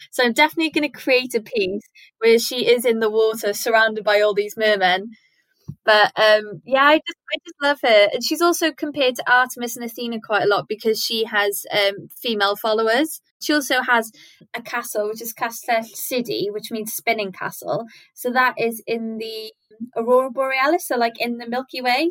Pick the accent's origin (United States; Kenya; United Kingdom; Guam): United Kingdom; Wales; born or raised there